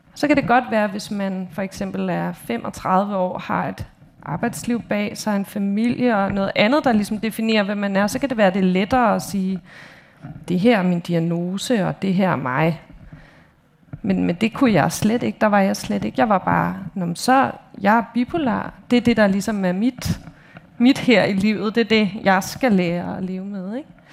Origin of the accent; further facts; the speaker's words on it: Copenhagen, Capital Region of Denmark, Denmark; jeg er opvokset i København i Indre